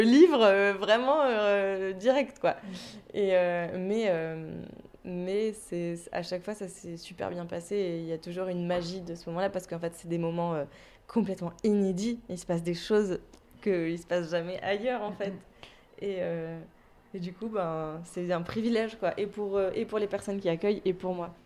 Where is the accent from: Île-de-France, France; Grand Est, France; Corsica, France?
Grand Est, France; Lorraine; also born or lived in Toulouse / Paris; now in Brittany, France; je viens pas de Toulouse moi à la base, je suis pas toulousaine. Ouais, j'ai fait 7 ans à Toulouse, mais je viens de Lorraine